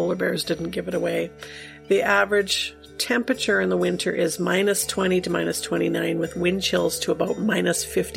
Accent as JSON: {"language": "English", "country": "Canada", "said": "as a Canadian"}